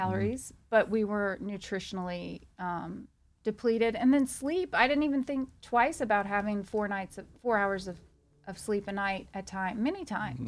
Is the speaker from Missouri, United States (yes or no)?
no; Louisiana, United States; moved away as an adult; now in Texas, United States; I'm from Louisiana